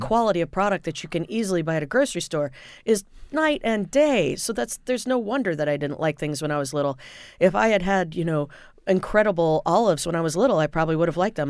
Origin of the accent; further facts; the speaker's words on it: Indiana, United States; I grew up in Indiana